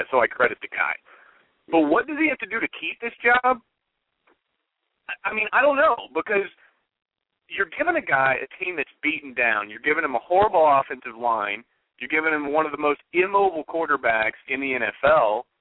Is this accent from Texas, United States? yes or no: yes; Dallas, Texas, United States; I was born and raised right here in Dallas.